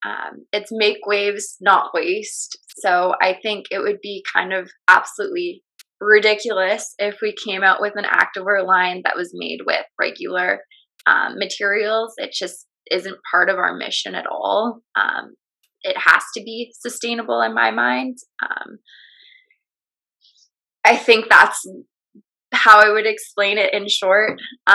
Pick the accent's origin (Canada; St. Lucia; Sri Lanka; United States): Canada; British Columbia; just growing up on Vancouver Island, we're kind of like deemed as a bunch of hippies.